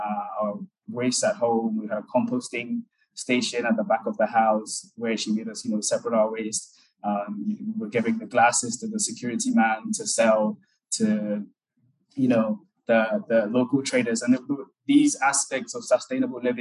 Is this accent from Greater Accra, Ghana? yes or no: yes; Accra, Greater Accra, Ghana; moved away as an adult; also born or lived in Germany; My biological parents are from Ghana, so I was born and raised in Ghana. But at the age of 9, they raised me. So from age 9, I was living with her in Accra.